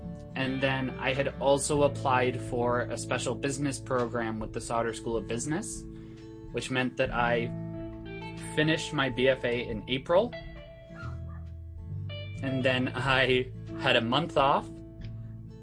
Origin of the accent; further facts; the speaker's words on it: West Vancouver, British Columbia, Canada; Born and raised in West Vancouver